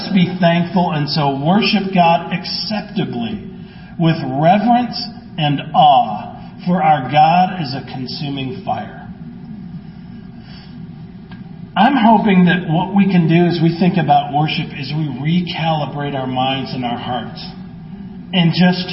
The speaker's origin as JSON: {"language": "English", "region": "Midwest", "country": "United States", "tie": "born or raised there", "said": "growing up in the Midwest"}